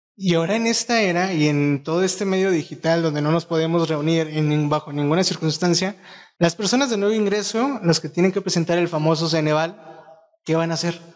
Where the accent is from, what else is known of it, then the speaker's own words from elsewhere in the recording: Mexico; nos ayude a todos como mexicanos